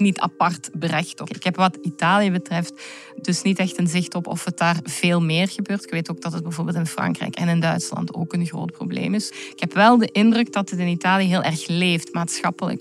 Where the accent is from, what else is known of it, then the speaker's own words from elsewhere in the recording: Belgium; mijn jonge leven, die vonden allemaal wel in België plaats. Hoor. plaats waar ik ben opgegroeid